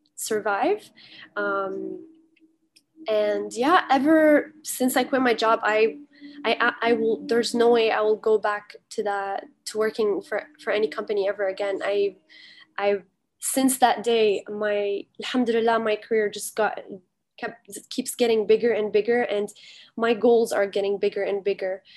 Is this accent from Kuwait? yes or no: yes; Kuwait; now in Canada; I was born and raised in Kuwait